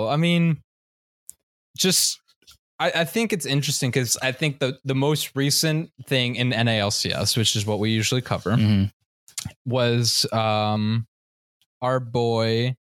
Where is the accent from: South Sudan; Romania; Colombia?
Colombia; I'm Colombian, Latino, right? I do look Asian.